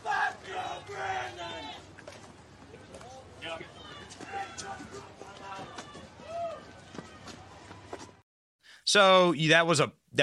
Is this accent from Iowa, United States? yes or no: yes; Iowa, United States; where I was raised in Iowa